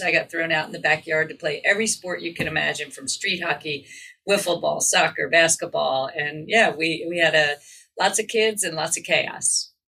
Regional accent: outside Philadelphia, southern New Jersey, United States; I grew up outside of Philadelphia in southern New Jersey

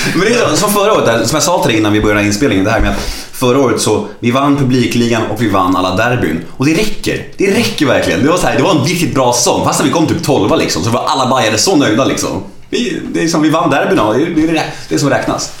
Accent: Stockholm, Stockholm County, Sweden; jag är född på Södermalm och uppvuxen på Söderstadion

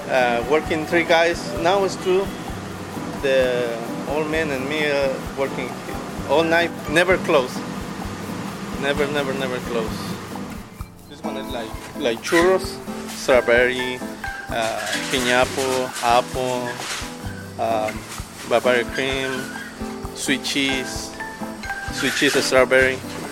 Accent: Mexico City, Mexico; now in Chicago, United States; I'm from Mexico City.

